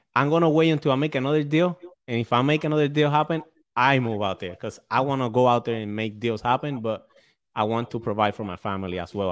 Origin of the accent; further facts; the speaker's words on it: Puerto Rico; now in New London, United States; I'm from Puerto Rico